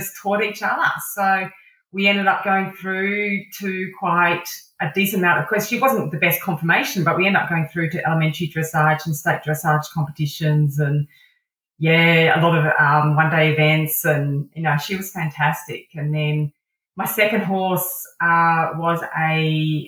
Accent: Adelaide, South Australia, Australia; also born or lived in Dampier, Western Australia / Sydney, New South Wales; I was born up in Dampier, which is the northwest coast of Western Australia, back in the 70s, where Red Dog ruled the Pilbara region. I then moved to Sydney for early primary school, and then to Adelaide for late primary school and high school.

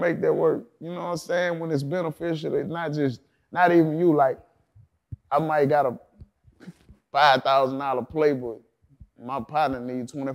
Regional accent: Baton Rouge, Louisiana, United States; I'm from Baton Rouge

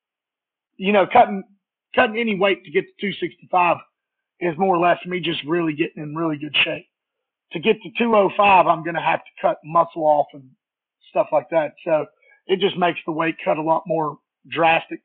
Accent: Soddy-Daisy, Tennessee, United States; born or raised there; also born or lived in Alabama

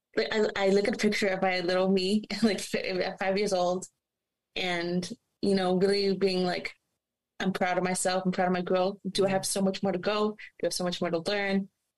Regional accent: Canada; since I was a little girl, and growing up in Canada

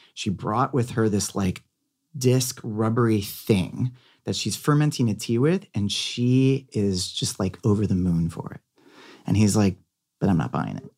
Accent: Beverly Hills, California, United States; growing up in Catholic private school, going to Beverly Hills High

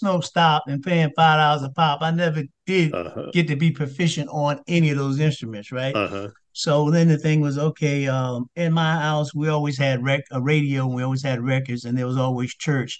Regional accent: Red Bank, New Jersey, United States; also born or lived in Lakewood, New Jersey; now in Washington, D.C., United States; we moved from Lakewood, which was kind of country, to Red Bank, New Jersey, where it's a …'s from, but that's the New York metropolitan area. And so coming up in school

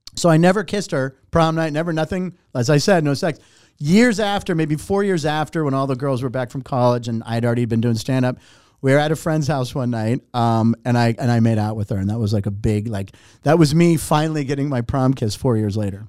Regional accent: Pittsburgh, Pennsylvania, United States; moved away; also born or lived in Los Angeles; I was born in Pittsburgh, came to L

